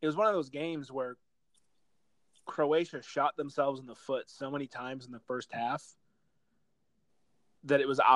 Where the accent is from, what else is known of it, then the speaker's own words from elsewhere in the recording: United States; growing up in America, like as diehard soccer fans, like we're not very common here.